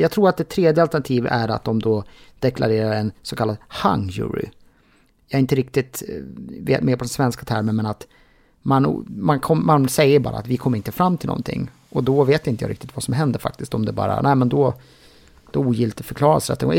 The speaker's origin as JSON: {"language": "Swedish", "country": "Sweden", "said": "mig som svensk"}